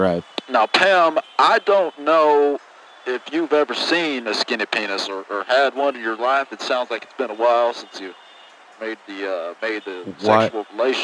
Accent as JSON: {"language": "English", "town": "Houston", "region": "Texas", "country": "United States", "said": "I'm from Houston. I don't know if I mentioned that."}